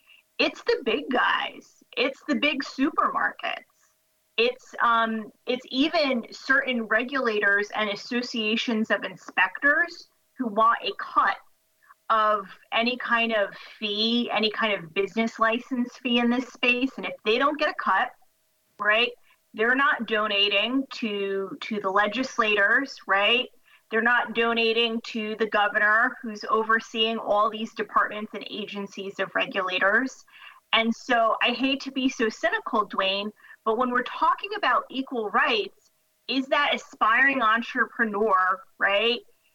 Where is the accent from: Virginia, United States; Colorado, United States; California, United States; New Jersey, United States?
New Jersey, United States; In my home state of New Jersey